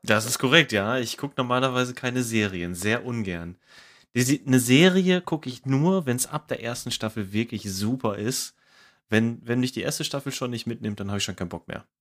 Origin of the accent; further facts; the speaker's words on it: Ruhr area, North Rhine-Westphalia, Germany; ich komme aus dem Ruhrgebiet und ne, größtes Ballungsgebiet Deutschlands